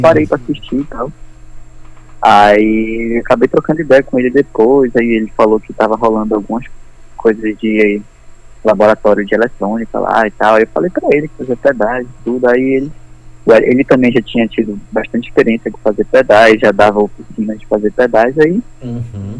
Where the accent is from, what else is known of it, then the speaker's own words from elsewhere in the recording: Brazil; eu sou brasileiro, nascido no Brasil